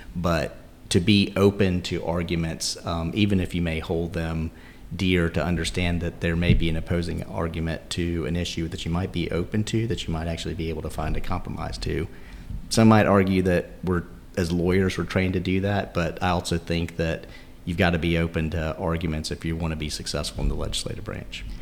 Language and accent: English; Fayetteville, North Carolina, United States; I grew up in Fayetteville.